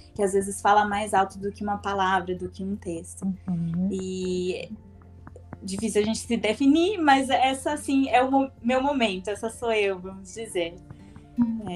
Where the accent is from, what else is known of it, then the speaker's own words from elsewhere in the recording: Brazil; moved away; quando a gente volta para o Brasil, depois de um tempo